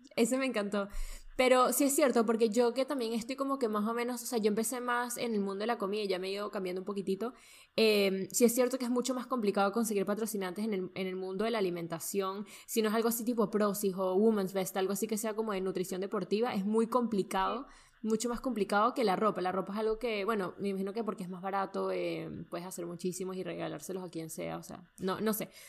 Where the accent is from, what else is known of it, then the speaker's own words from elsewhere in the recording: Venezuela; yo soy venezolana, entonces esto no es una expresión que yo uso mucho